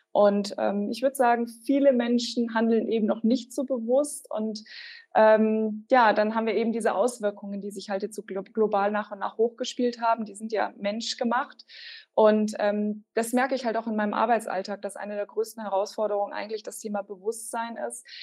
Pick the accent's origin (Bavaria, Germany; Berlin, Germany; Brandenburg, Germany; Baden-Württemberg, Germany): Bavaria, Germany; now in Regensburg, Germany; Also nein, ich bin nicht in Regensburg aufgewachsen. Ich bin in der Nähe von Rosenheim aufgewachsen. Das ist eher so im Süden, Richtung Alpen.